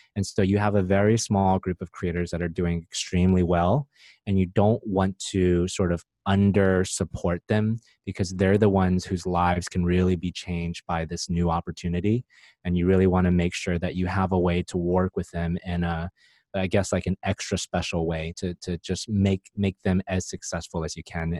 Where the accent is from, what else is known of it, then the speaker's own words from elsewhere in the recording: United States; moved away as an adult; also born or lived in Silicon Valley; now in Vietnam; I grew up in America and uh, spent most of my time in Silicon Valley